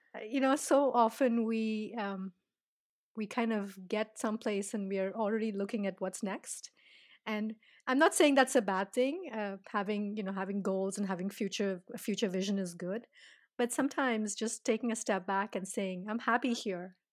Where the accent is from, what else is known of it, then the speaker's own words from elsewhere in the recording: India; I'm Indian